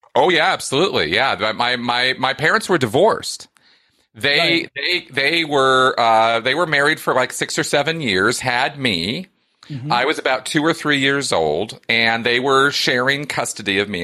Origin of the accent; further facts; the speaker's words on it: California, United States; I grew up in California